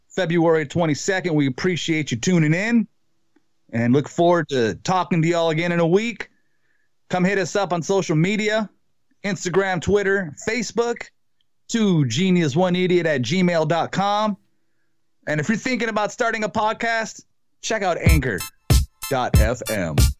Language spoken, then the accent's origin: English; Wisconsin, United States; my hometown, Wisconsin